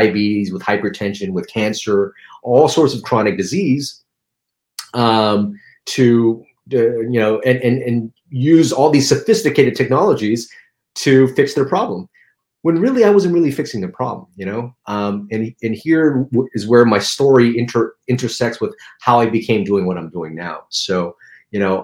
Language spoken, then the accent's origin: English; Los Angeles, California, United States; also born or lived in Philippines; I grew up in Chinatown